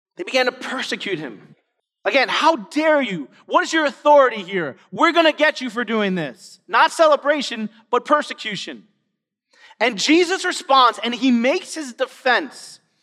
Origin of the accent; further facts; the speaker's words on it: New York City, New York, United States; all of us were born and raised in New York City